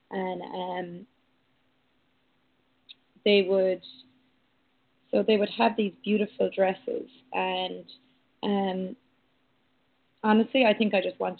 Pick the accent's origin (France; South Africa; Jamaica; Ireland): Ireland; growing up in Ireland